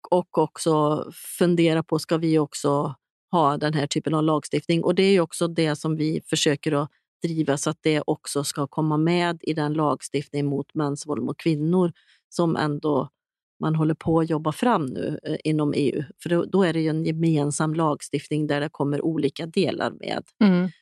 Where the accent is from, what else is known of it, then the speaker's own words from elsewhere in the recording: Sweden; som svensk